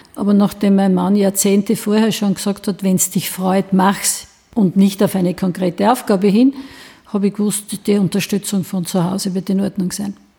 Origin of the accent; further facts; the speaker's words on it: Weinitzen, Styria, Austria; bei uns in Weinitzen